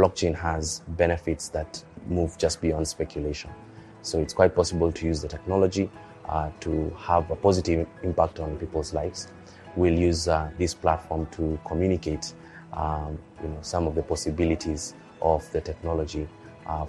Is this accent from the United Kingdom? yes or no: no; Kenya; I come from Kenya.